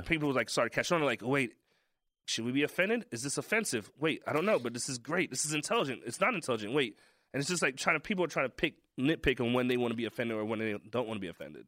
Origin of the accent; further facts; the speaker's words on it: New York City, New York, United States; I'm black from Brooklyn